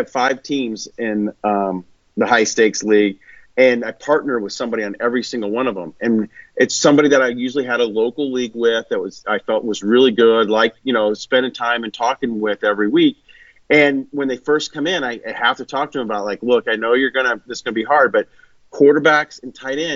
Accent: Kansas City, United States; I grew up in Kansas City

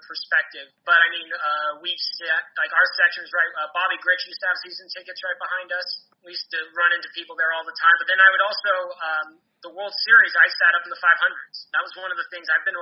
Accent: Southern California, United States; moved away as an adult; also born or lived in Newport Beach, California / Los Angeles, California; now in Detroit, United States; born and raised in Southern California, right? Born in Newport Beach and moved up to L.A. right during the 02 season

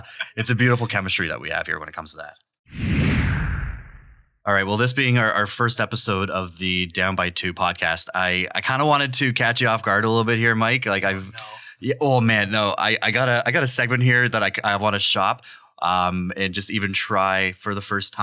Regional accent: Toronto, Ontario, Canada; now in London, Canada; I'm from Toronto

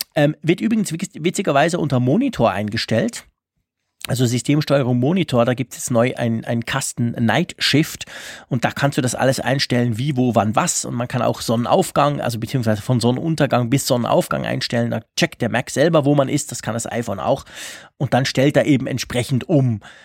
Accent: Switzerland; bei uns in der Schweiz

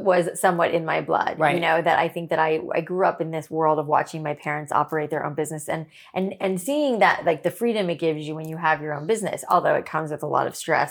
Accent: Boca Raton, Florida, United States; Boca is where I grew up.

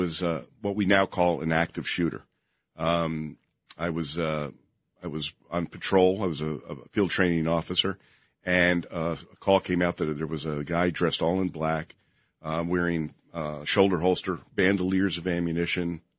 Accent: Princeton, New Jersey, United States; moved away as an adult; also born or lived in Las Vegas, Nevada; Princeton was my hometown, so I knew everybody there

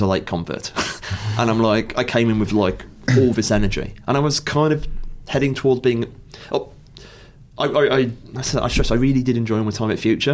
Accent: Stafford, West Midlands, United Kingdom; I'm from Stafford

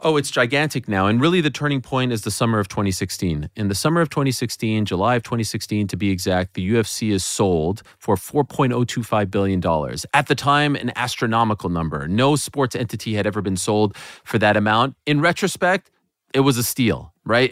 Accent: Montreal, Quebec, Canada; my hometown of Montreal

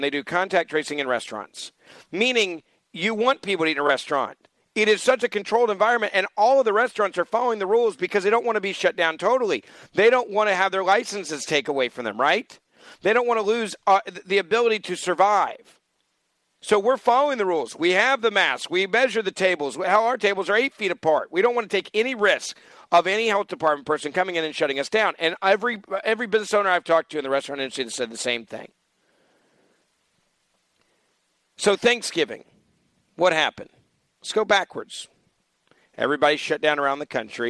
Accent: Memphis, Tennessee, United States; Memphis, Tennessee, my hometown

